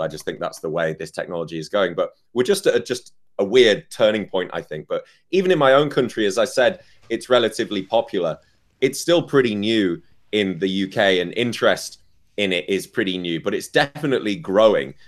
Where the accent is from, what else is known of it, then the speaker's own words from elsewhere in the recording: United Kingdom; I'm British, so we learn how we like our tea